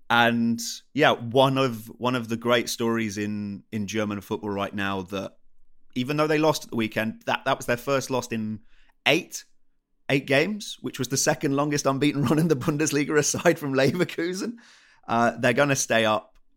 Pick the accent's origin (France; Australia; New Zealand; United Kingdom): United Kingdom; England; I'm from England